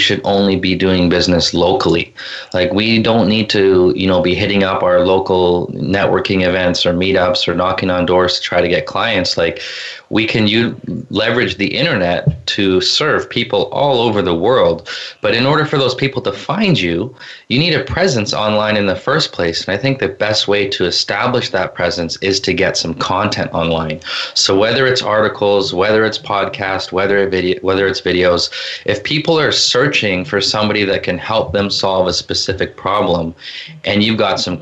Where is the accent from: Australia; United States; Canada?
Canada; Vancouver, British Columbia; I'm from Vancouver, BC